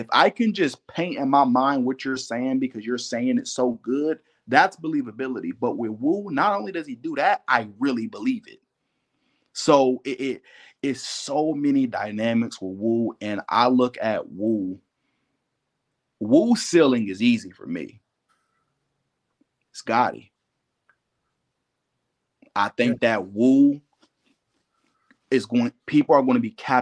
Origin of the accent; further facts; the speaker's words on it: Ohio, United States; I'm from Ohio